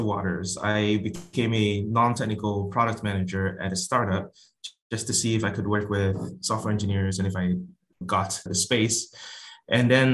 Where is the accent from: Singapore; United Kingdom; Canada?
Singapore; moved away as an adult; now in United States; I'm originally from Singapore and moved to the US for a career in finance